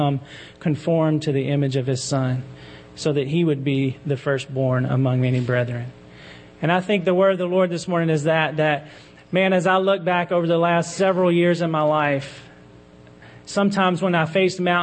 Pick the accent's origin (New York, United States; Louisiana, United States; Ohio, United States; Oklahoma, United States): Louisiana, United States; Baton Rouge; moved away as an adult; We had plans to move back to my hometown of Baton Rouge, where I'm from. I grew up in church there.